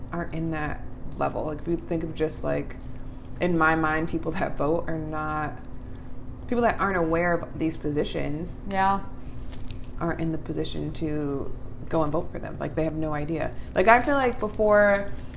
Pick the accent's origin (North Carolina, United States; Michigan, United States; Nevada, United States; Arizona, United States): Arizona, United States; Peoria; I grew up more in Peoria, like, outside of the city